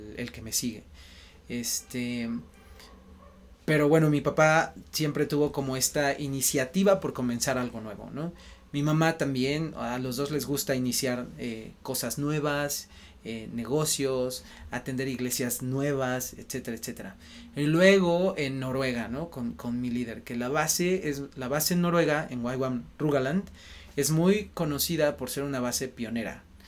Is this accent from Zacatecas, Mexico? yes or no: no; Mexico City, Mexico; soy de aquí de la Ciudad de México, del centro